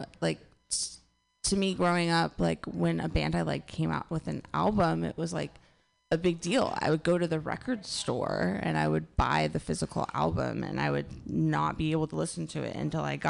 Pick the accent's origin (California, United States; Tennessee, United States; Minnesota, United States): California, United States; Northern; Northern California, my hometown